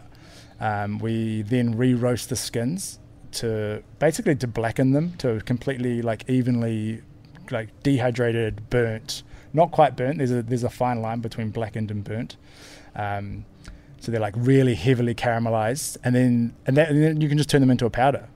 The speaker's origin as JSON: {"language": "English", "country": "New Zealand", "moved": "yes", "lives_now": "Portugal", "said": "I'm from New Zealand, and we don't really have a tradition of eating them in New Zealand"}